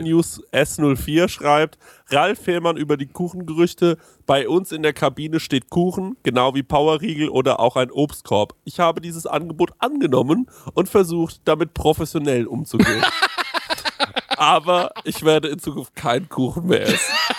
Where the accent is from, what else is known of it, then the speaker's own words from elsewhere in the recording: Aschaffenburg, Bavaria, Germany; bei uns in Aschaffenburg